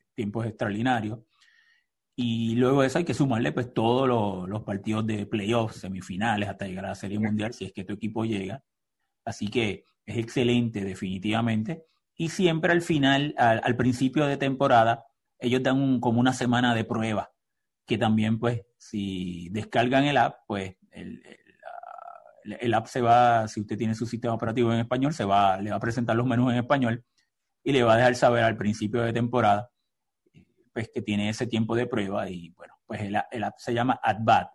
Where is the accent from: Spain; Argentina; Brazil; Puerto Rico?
Puerto Rico; yo soy puertorriqueño